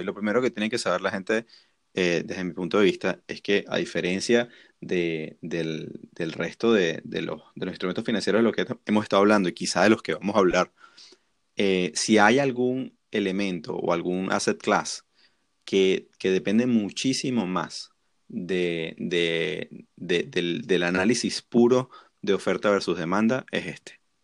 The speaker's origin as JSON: {"language": "Spanish", "country": "Venezuela", "said": "nosotros que somos venezolanos"}